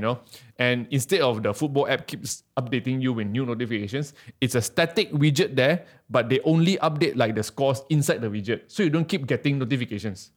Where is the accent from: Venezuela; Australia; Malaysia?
Malaysia; I'm from Malaysia